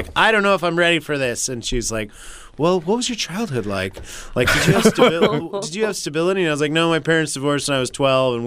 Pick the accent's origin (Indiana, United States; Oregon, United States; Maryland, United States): Oregon, United States; Portland; we're from Portland, so we're unique snowflakes